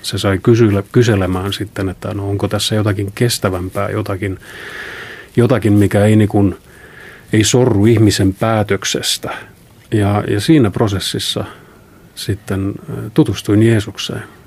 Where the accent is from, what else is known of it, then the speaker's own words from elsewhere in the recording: Palivere, Lääne County, Estonia; moved away; also born or lived in Tallinn; kotosin olen tällaisesta pienestä kylästä 23 kilometriä Haapsalusta Tallinnan päin. Palivere on sen nimi. Ja siellä tosiaan synnyn siis Tallinnassa, mutta aika lailla heti syntymisen jälkeen muutettiin Palivereen.